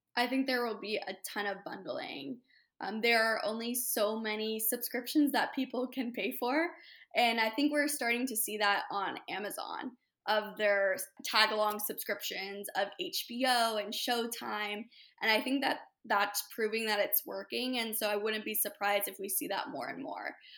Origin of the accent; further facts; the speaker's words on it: Hermosa Beach, California, United States; also born or lived in upstate New York; I'm born and raised in Hermosa Beach. So L A native